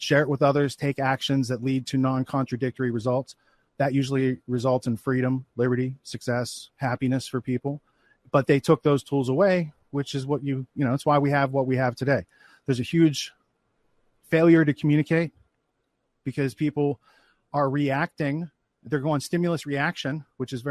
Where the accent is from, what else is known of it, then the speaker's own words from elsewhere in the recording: Western Pennsylvania, United States; moved away; I grew up in Western Pennsylvania. So, like in the woods, it was pretty rural